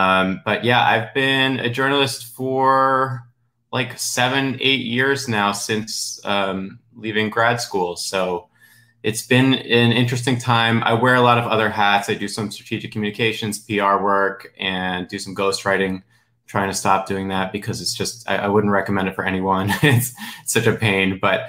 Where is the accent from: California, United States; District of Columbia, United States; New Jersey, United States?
New Jersey, United States; accent: New Jersey; also born or lived in Washington DC; now in Florida, United States; So I was born and raised in New York City metropolitan area. You know, I spent a lot of time in DC. Now I'm in Florida. So my New Jersey accent has faded significantly.